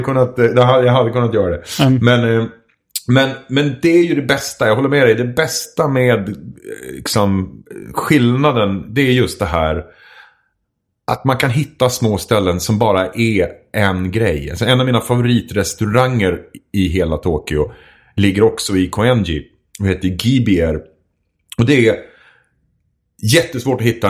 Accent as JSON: {"language": "Swedish", "town": "Edsbyn", "region": "Gävleborg County", "country": "Sweden", "moved": "yes", "said": "jag kommer ifrån Edsbyn ursprungligen"}